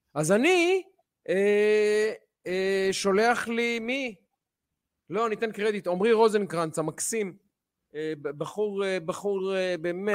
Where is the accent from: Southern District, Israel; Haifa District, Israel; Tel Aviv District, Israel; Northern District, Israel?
Tel Aviv District, Israel; Ramat Gan; בתור רמת גני הרבה שנים